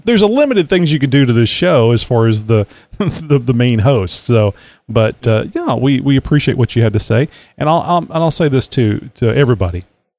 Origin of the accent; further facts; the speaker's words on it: Texas, United States; I always say born and reared in Texas